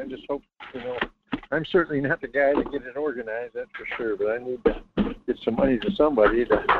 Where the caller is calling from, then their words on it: Fairbanks, Alaska, United States; from Fairbanks.